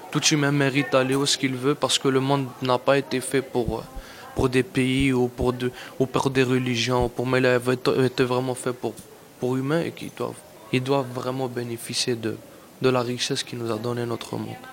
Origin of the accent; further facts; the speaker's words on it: Algeria; also born or lived in Mexico; now in Canada; je suis algérien, je suis né en Algérie. J'habitais au Mexique.